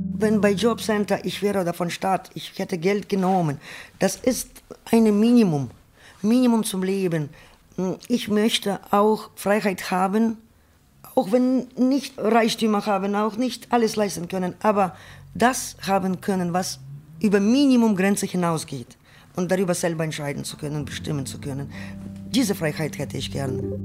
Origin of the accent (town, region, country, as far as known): Ukraine; German is a second language; moved away as an adult; also born or lived in Berlin, Germany; now in Germany